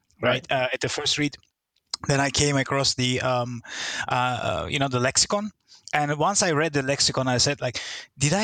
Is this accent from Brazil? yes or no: no; Turkey; now in Singapore; I'm originally from Turkey, and I moved to Singapore about 20 years ago, 21 now.